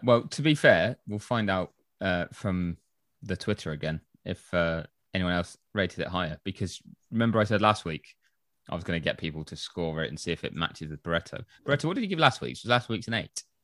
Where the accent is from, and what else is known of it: England, United Kingdom